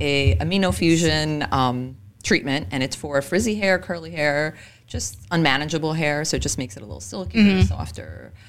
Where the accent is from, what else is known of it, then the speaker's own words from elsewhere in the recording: Elizabeth, New Jersey, United States; I was born and raised in Elizabeth, grew up there my whole life pretty much.